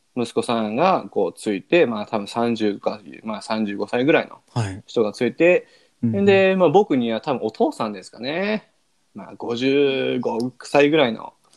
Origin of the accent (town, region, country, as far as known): Japan; now in United States